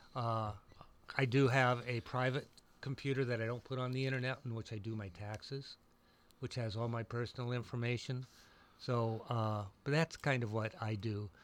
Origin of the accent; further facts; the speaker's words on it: Iowa, United States; the three-on-three I grew up with in Iowa